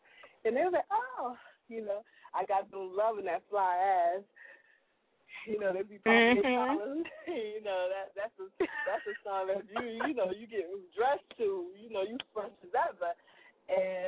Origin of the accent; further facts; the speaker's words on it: New Jersey, United States; I'm from Jersey